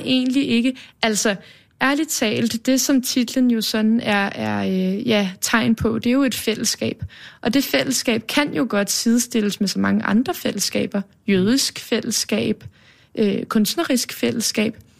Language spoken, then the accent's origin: Danish; Copenhagen, Capital Region of Denmark, Denmark; Baggrænsgade på Østerbro, okay. er jeg vokset op de første 13 år